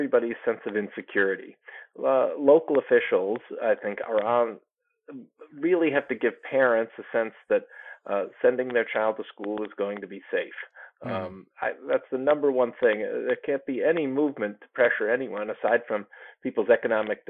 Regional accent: New York, United States; my home state of New York

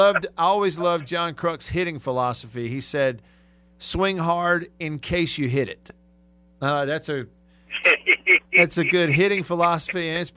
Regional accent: Tupelo, Mississippi, United States; here in my hometown of Tupelo.

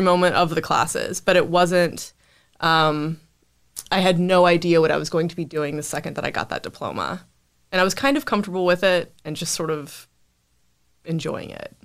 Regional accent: Winston-Salem, North Carolina, United States; I grew up in North Carolina, Winston-Salem, and, you know, lived there for the 18 years

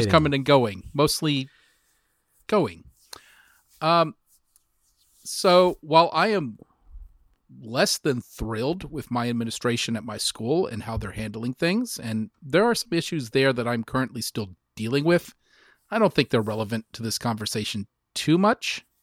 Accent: Lockhart, Texas, United States; the family is going to move to Lockhart, which is my hometown.

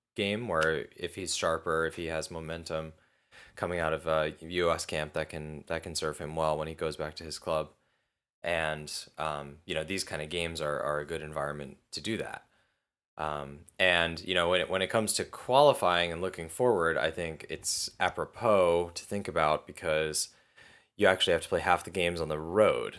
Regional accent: United States

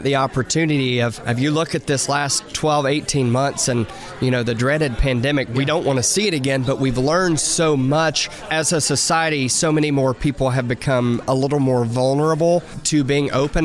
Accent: Cookeville, Tennessee, United States; moved away as an adult; now in Nashville, United States; coming from Cookeville, my hometown

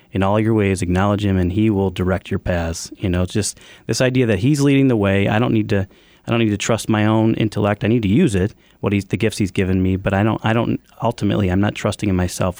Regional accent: Evergreen Park, Illinois, United States; I grew up in Evergreen Park where the business was founded

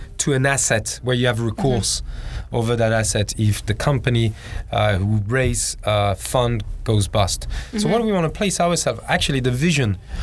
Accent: Hong Kong; English is a second language; you can tell from my accent, I'm from Hong Kong

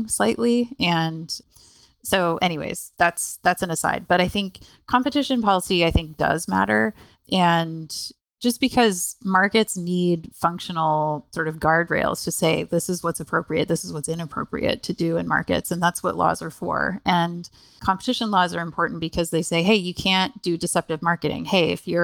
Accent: Canada; moved away; I'm actually Canadian originally

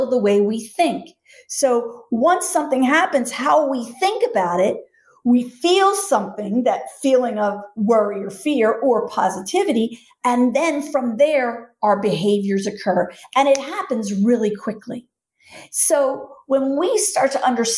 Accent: Philadelphia, Pennsylvania, United States; I'm from Philly.

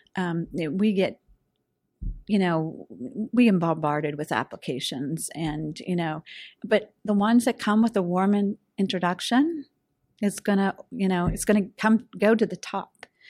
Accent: Pittsburgh, Pennsylvania, United States; I'm a diehard, you know, Western Pennsylvania gal

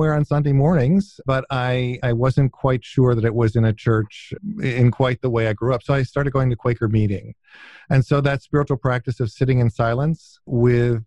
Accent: outside Ithaca, upstate New York, United States; also born or lived in Wilmington, Delaware / Western Pennsylvania; it's where I mainly grew up, and most of my childhood memories are from upstate New York. So outside of Ithaca, New York, in a small village in upstate New York

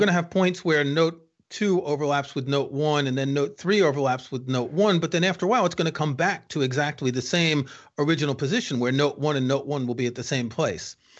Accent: New York, United States; moved away; I grew up in New York, as you can tell from my accent

